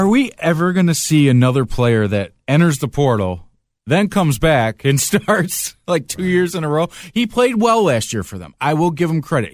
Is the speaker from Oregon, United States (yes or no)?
no; Macomb County, Michigan, United States; I grew up in Macomb County